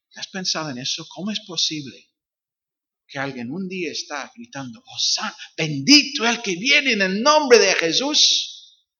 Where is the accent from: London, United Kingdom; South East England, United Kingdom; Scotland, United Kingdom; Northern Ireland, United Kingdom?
Northern Ireland, United Kingdom; Spanish is a second language; now in Algeciras, Spain; soy de Irlanda del Norte, como dijo Rubén, eh, aunque mis raíces son, son escoceses, porque mi padre es escocés, mi madre es inglesa